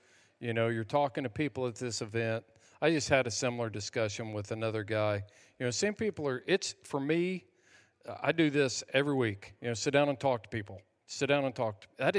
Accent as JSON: {"language": "English", "country": "United States", "said": "So by being involved in – being an American, we have allowed things like – for me, my kids, since I was a veteran, could go to any state college tuition free."}